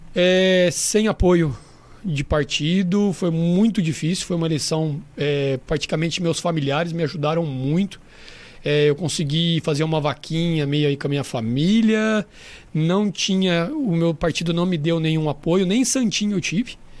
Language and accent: Portuguese; Mirassol, São Paulo, Brazil; born or raised there; also born or lived in São José do Rio Preto, Brazil / Madrid, Spain